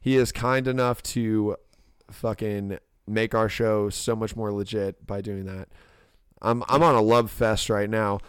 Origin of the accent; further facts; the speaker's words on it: Ormond Beach, Florida, United States; my hometown, Ormond Beach